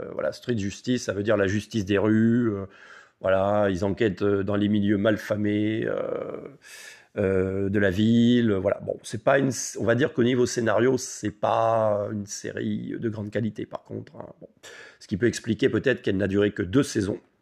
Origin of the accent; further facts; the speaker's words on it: France; chez nous, en France